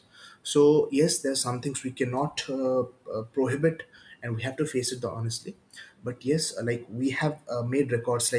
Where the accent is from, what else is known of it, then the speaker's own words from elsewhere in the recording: Bhubaneswar, Odisha, India; also born or lived in Mumbai; I hail from Bhubaneswar